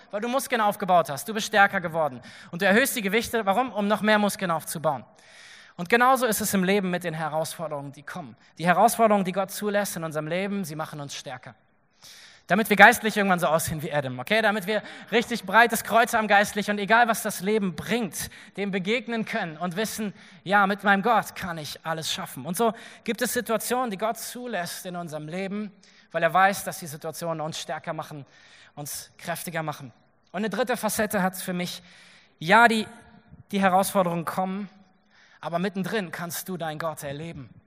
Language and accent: German; Berlin, Germany; also born or lived in Nordhessen; Ich bin in Nordhessen geboren und als ich elf war, sind wir nach Berlin gezogen.